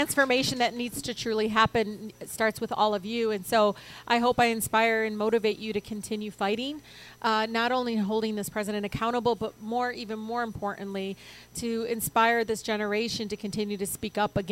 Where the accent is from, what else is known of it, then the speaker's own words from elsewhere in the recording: Detroit, Michigan, United States; first language Arabic; English is a second language; I was born and raised in Detroit